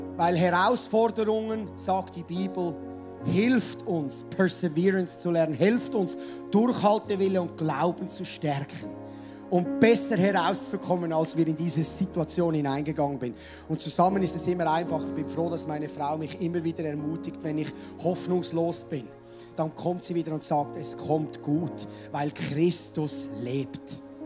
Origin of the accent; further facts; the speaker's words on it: Switzerland; also born or lived in Mettmenstetten; Landwirtschaftsland ist sehr, sehr rar gesät bei uns in der Schweiz